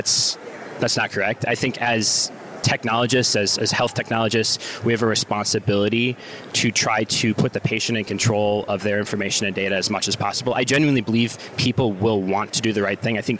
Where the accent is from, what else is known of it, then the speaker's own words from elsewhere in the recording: Wisconsin, United States; moved away; I'm from Wisconsin originally.